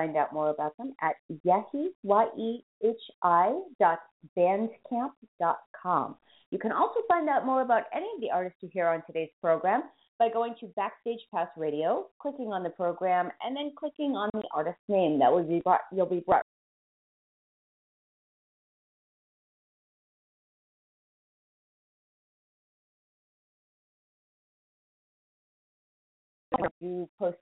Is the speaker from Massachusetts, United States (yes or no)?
yes; Boston, Massachusetts, United States; accent: Boston; my Boston accent